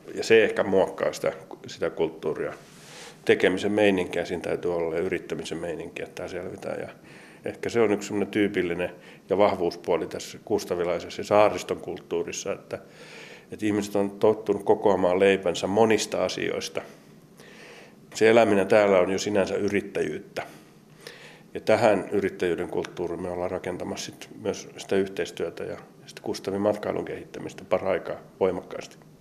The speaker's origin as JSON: {"language": "Finnish", "town": "Kolari", "region": "Lapland", "country": "Finland", "tie": "born or raised there", "moved": "yes", "said": "mä oon viettänyt paljon paljon aikaa Lapissa. Mä syntyisin Kolarista, Tornionkilaaksosta"}